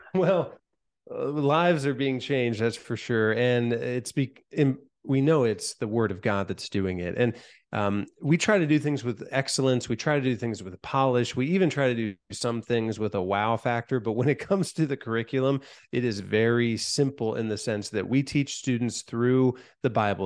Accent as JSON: {"language": "English", "town": "Van Wert", "region": "Ohio", "country": "United States", "tie": "born or raised there", "said": "my hometown of Van Wert, Ohio"}